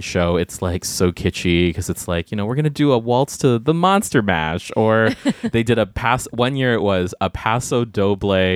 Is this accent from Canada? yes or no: no; Guam; moved away; I grew up on Guam